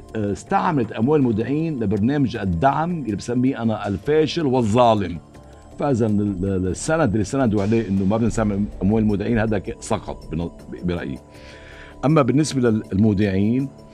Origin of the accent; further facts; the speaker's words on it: Lebanon; نحن كلبنانيين